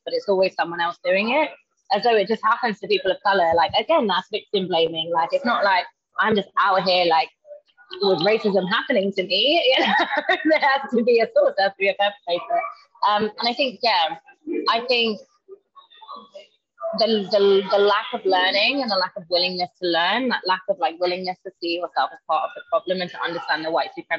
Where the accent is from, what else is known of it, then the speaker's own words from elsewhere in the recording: London, United Kingdom; moved away as an adult; now in Manchester, United Kingdom; So I'm from London, and I've recently moved to Manchester